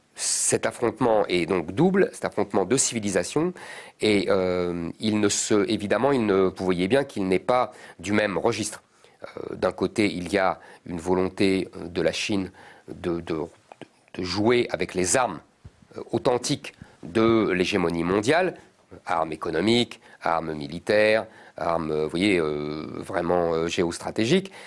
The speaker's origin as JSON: {"language": "French", "town": "Drancy", "region": "Île-de-France", "country": "France", "tie": "born or raised there", "also_born_or_lived": "Montreuil / Paris", "said": "j'ai grandi dans la banlieue parisienne. Euh, j'ai grandi à Drancy."}